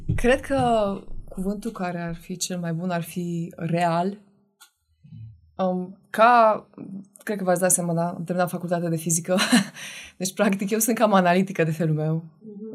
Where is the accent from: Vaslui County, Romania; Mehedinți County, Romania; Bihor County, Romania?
Bihor County, Romania; Oradea; now in Cluj-Napoca, Romania; sunt din Oradea. Uh, am trei frați și două surori, care toți sunt în Oradea și locuiesc acolo. Sunt singura care am plecat de acolo